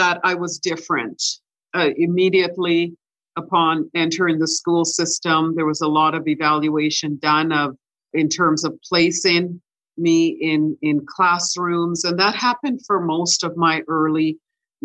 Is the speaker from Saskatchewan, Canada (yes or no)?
no; Winnipeg, Manitoba, Canada; also born or lived in Ocho Rios, Jamaica; I was born in Jamaica in a little town called Ocherias